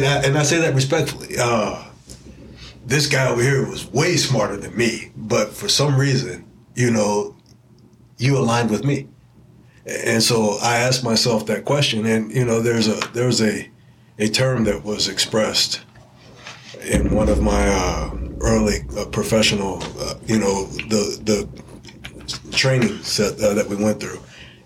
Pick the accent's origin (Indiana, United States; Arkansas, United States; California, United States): Indiana, United States; Indianapolis; I'll tell you about my experience.